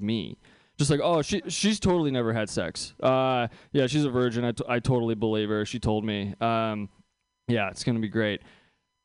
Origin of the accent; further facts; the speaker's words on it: Bay Area, California, United States; I grew up here in the Bay Area